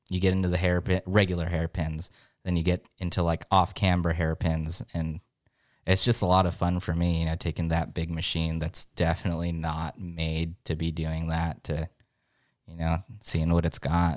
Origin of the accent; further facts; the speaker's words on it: San Diego, California, United States; I'm from San Diego